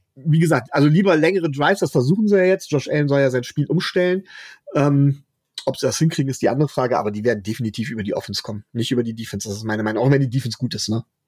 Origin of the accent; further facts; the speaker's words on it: Mönchengladbach, North Rhine-Westphalia, Germany; ich komme aus Mönchengladbach